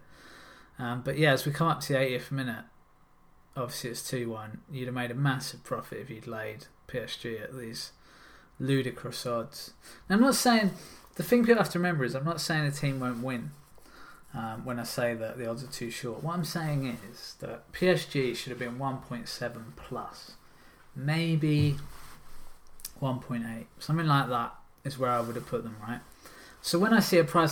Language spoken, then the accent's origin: English; England, United Kingdom; I am English